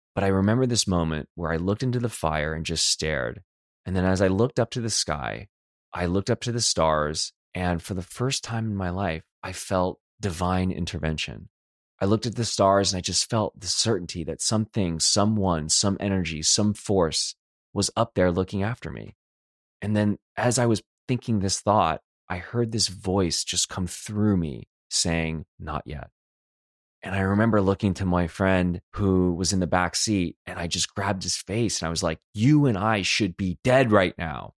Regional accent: Los Angeles, California, United States; moved away as an adult; now in Detroit, United States; I'm from Los Angeles

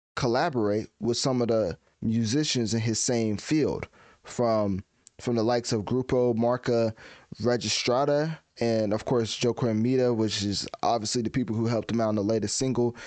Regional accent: United States; I'm from the United States.

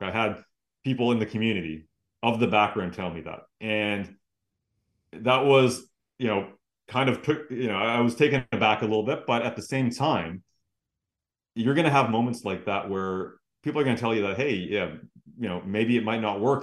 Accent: Vancouver, British Columbia, Canada; I grew up here in Vancouver

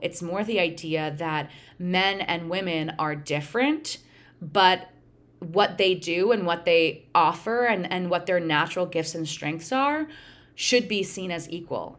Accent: Pennsylvania, United States; also born or lived in Connecticut; now in Michigan, United States; I grew up in Pennsylvania

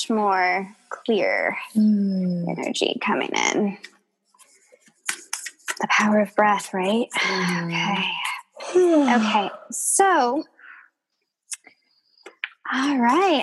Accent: Southern California, United States; I was born and raised in Southern California

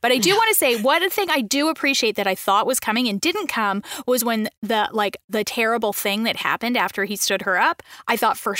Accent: Canada; I'm from Canada.

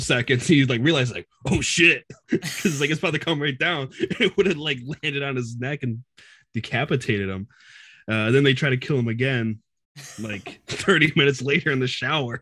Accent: Michigan, United States; I'm about, like, forty-five minutes, like, outside of, uh, Detroit

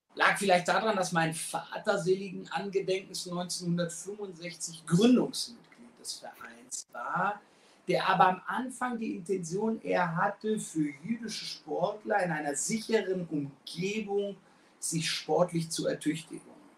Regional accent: Frankfurt, Hesse, Germany; wohne und bin Frankfurter durch und durch. Ähm, wir haben drei gesunde Kinder, sind in Frankfurt aufgewachsen

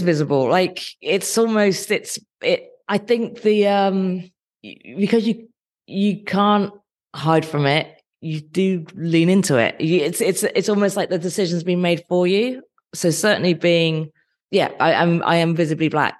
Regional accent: Dorset, South West England, United Kingdom; moved away as an adult; also born or lived in Nottingham; I grew up in Dorset

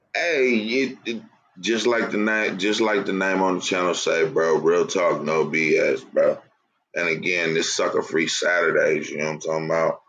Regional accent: California, United States; I'm from Cali too

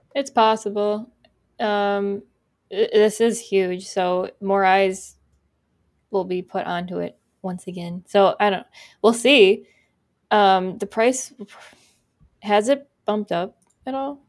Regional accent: United States; We're American

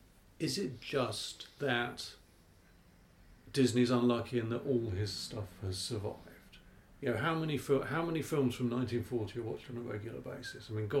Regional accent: United Kingdom; being British

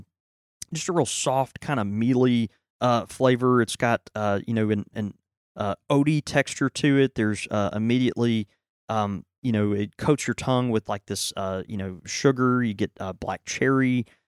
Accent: Houston, Texas, United States; born there; Have I ever told you I was born in Houston?

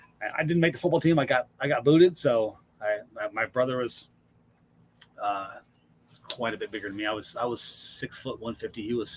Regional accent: Washington, United States; Born and raised in Washington.

